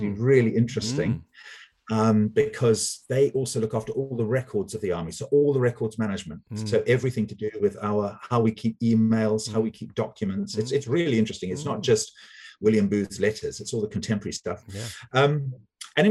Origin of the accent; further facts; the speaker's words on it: Zimbabwe; moved away as an adult; also born or lived in Cape Town, South Africa; now in United Kingdom; So I was born in Zimbabwe and lived there, did all my schooling there, and went to university in Cape Town